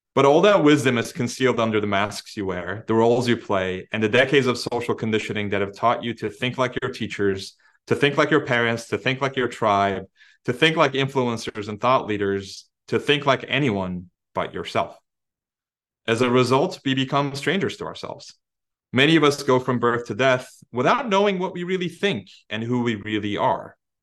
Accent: Turkey; English is a second language; moved away; it's my home country

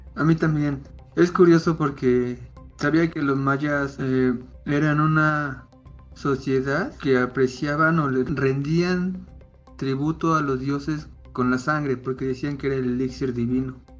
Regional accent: Puebla, Mexico; soy de México, más exactamente en Puebla, que está por el centro de México más o menos

